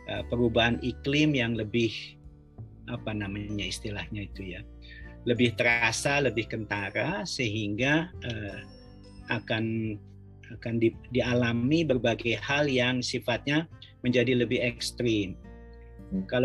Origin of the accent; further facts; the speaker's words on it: Bandung, West Java, Indonesia; moved away; saya kan lahir juga di Bandung ya saya pernah kecil di Bandung